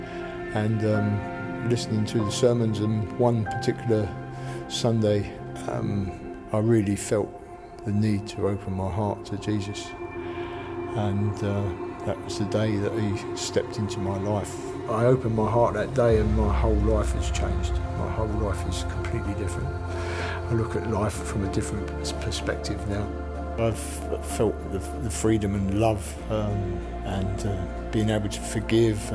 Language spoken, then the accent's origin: English; London, United Kingdom; now in Peterborough, United Kingdom; I was brought up in East London, quite a difficult place